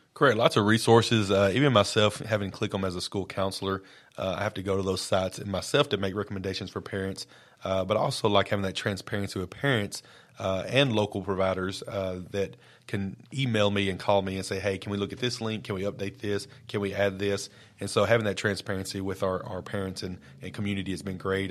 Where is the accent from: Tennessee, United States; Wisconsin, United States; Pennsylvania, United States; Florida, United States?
Tennessee, United States; Lawrence County; moved away as an adult; also born or lived in Brooklyn, New York / Maury County, Tennessee; I've been born and raised in Lawrence County